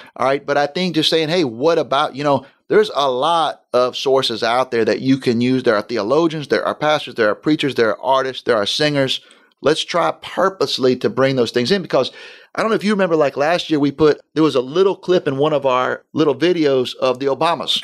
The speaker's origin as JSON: {"language": "English", "region": "Florida", "country": "United States", "tie": "born or raised there", "said": "my wife and I grew up in Florida."}